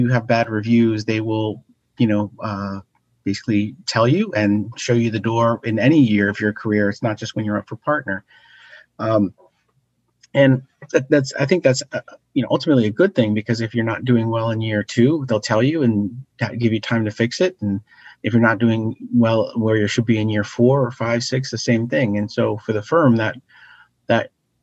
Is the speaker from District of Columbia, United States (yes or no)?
yes; Washington, District of Columbia, United States; I grew up in Washington, D.C., or a suburb right outside Washington, D.C.